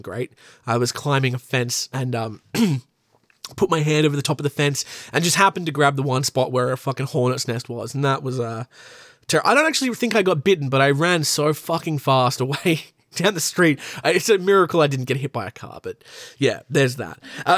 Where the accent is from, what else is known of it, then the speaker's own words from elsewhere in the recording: Newcastle, New South Wales, Australia; I am an actor from Newcastle in New South Wales in Australia.